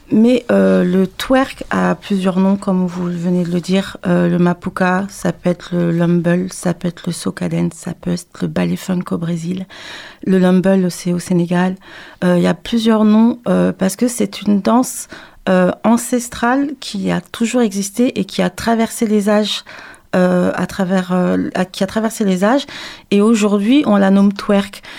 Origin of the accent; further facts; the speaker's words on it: Paris, Île-de-France, France; je suis euh, native euh, de Paris, mais je suis originaire de la Guadeloupe